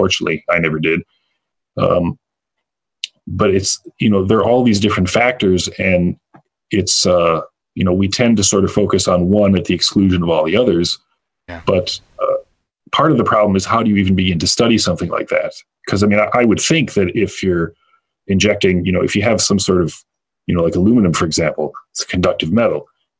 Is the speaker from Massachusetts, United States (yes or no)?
no; Illinois, United States; where I grew up near Chicago, quite a few years ago